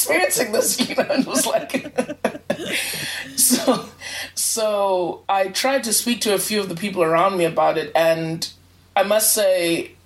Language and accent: English; South Africa; also born or lived in Zimbabwe; I was born in Zimbabwe and immigrated to South Africa with my family.